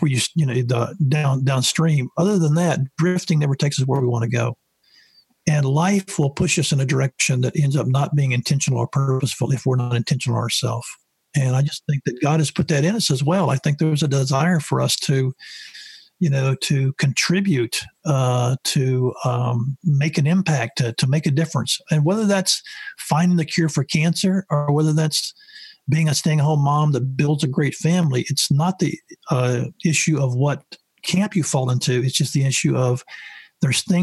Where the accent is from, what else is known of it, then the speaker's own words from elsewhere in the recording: the South, United States; I grew up in the South